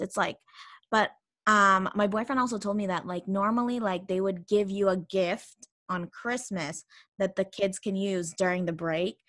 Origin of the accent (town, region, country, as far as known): Canada; also born or lived in Philippines; now in Spain